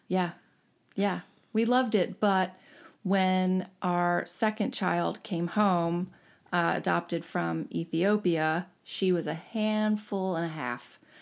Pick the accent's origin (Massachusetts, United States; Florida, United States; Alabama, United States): Florida, United States; Jacksonville; born or raised there; moved away; also born or lived in Bucks County, Pennsylvania / Ithaca, New York / Woodstock, New York / New Jersey